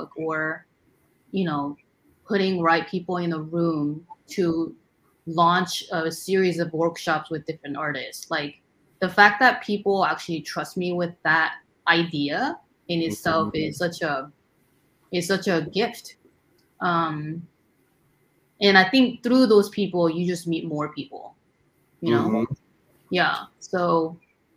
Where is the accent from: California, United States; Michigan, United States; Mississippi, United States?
California, United States; Fullerton; now in New York, United States; I grew up near Fullerton area.